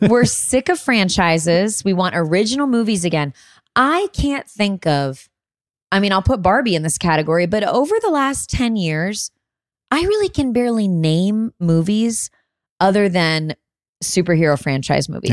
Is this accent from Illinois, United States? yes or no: yes; Illinois, United States; Illinois, my home state